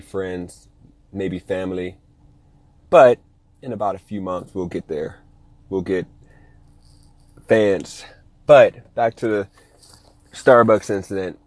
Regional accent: Ohio, United States; now in Las Vegas, United States; I'm from Ohio

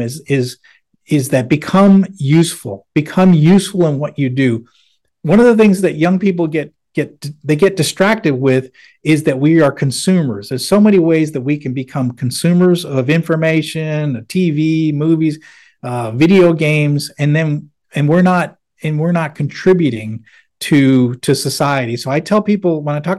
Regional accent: Manchester, New Hampshire, United States; moved away; I grew up in Manchester, New Hampshire

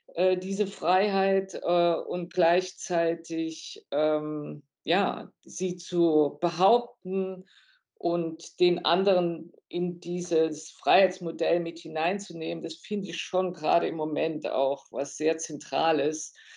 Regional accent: Germany; wir als Deutsche

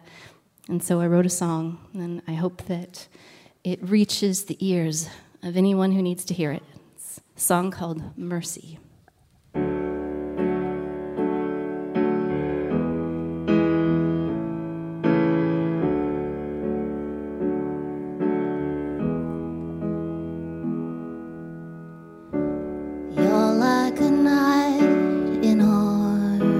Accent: Canada; as a Canadian

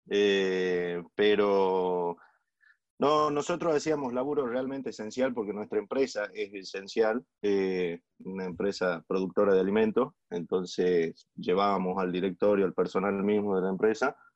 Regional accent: Yerba Buena, Tucumán, Argentina; De Tucumán.

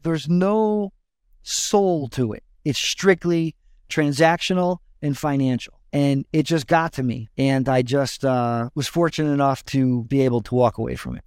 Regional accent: West Haven, Connecticut, United States; I grew up in West Haven, which is the town over from New Haven in Connecticut

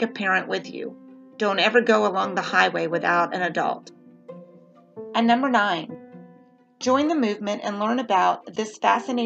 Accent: the South, United States; I'm from the South

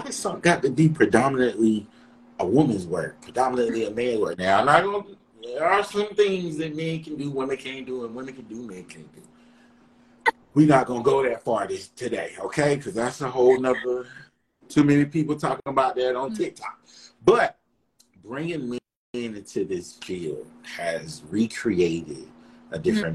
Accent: Durham, North Carolina, United States; I'm from the Bull City

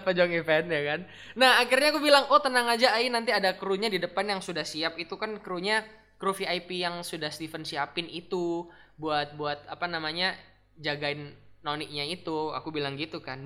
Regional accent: Bali, Indonesia; now in Surabaya, Indonesia; aku kan bukan dari Surabaya basically maksudnya aku gede di Bali ya kan Bali

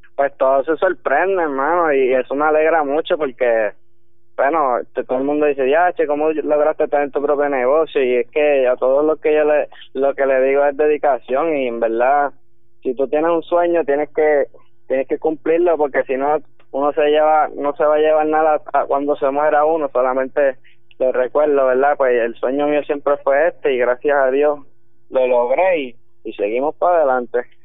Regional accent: Puerto Rico; moved away as an adult; soy boricua

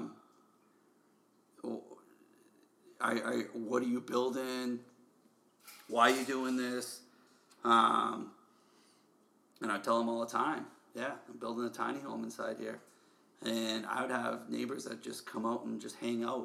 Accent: Boston, Massachusetts, United States; I'm from Boston

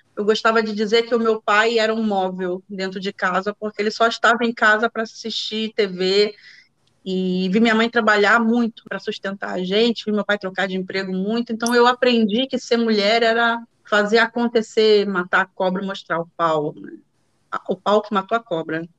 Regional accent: Rio de Janeiro, Brazil; moved away as an adult; now in Netherlands; moro na Holanda hoje, sou carioca, nascida em Ipanema, moradora do Engenho de Dentro

